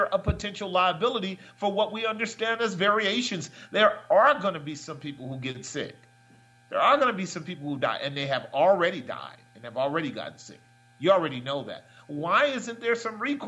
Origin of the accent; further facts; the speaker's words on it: United States; I'm an American